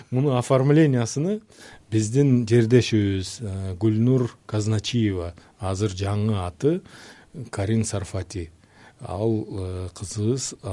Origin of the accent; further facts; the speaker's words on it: Leilek, Batken Region, Kyrgyzstan; also born or lived in Tajikistan; мен өзүмд улутум өзбек э, кыргызстанда кыргызстан менин ватаным да ата мекеним да ошол э, жерде чоңойдук